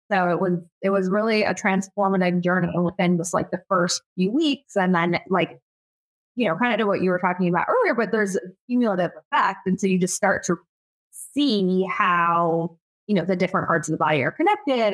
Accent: Michigan, United States; I was born and raised in Michigan. Um, and, you know, it's, I'm um, definitely a Midwesterner at heart

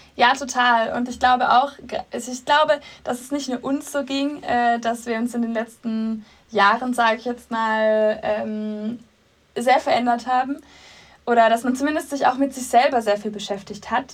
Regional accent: Swabia, Baden-Württemberg, Germany; accent: Swabian; moved away as an adult; now in Munich, Germany; Ursprünglich komme ich aus dem Schwabenländle.

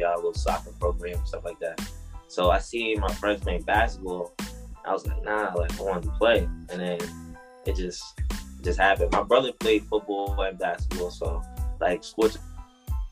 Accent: Englewood, New Jersey, United States; also born or lived in New York City; I'm from Englewood, New Jersey. That's where I grew up. I was born and raised.

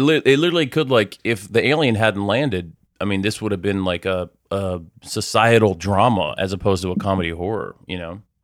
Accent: United States; as a American

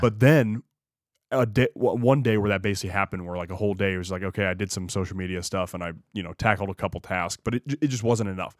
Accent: United States; being an American

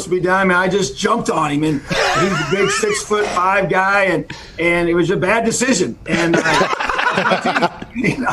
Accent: New Castle, Indiana, United States; it is special for me to be home. I born and raised here. My dad was a head football coach in Newcastle

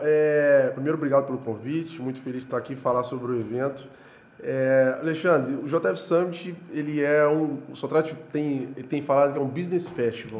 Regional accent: Juiz de Fora, Minas Gerais, Brazil; Eu tenho muito orgulho de ser daqui, então todo lugar que eu vou eu falo assim, eu sou de Juiz de Fora

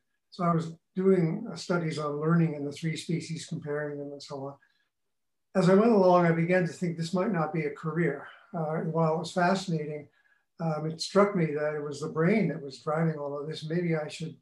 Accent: Calgary, Alberta, Canada; So I grew up in Calgary a long time ago.

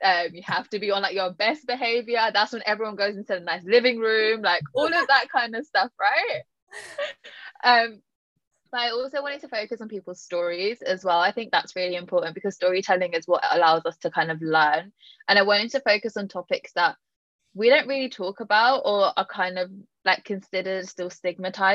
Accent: London, United Kingdom; I'm born and raised in London.

